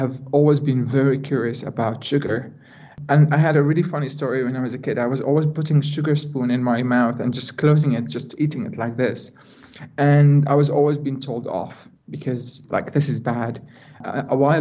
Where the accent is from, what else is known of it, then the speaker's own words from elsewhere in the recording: Jordan; moved away as an adult; now in Netherlands; being a Jordanian with a very low amount of education and quite small opportunities in my hometown